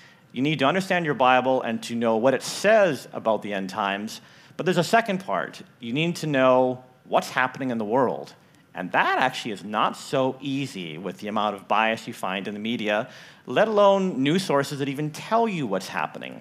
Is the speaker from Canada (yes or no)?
yes; Richmond, Canada; moved away as an adult; also born or lived in northern Idaho; now in Idaho, United States; I grew up in Richmond. I come back now, and I don't recognize Richmond. So I have that Canadian perspective of growing up in Canada